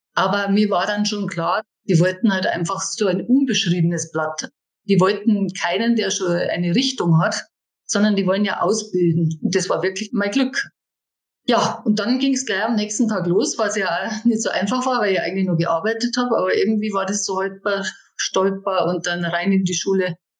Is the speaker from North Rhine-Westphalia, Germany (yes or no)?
no; Dachau, Bavaria, Germany; die ersten Figuren habe ich dann in meiner Heimatstadt Dachau verkauft